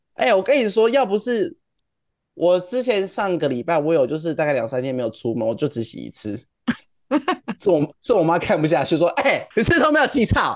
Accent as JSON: {"language": "Chinese", "region": "Kaohsiung", "country": "Taiwan", "tie": "born or raised there", "said": "住在高雄一个超乡下的地方，我在念国中之前基本上都是在田里长大的"}